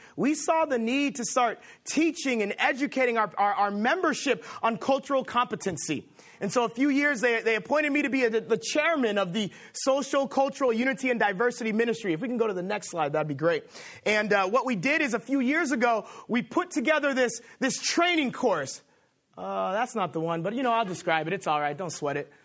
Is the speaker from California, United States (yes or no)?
yes; Los Angeles, California, United States; now in Boston, United States; I am from Los Angeles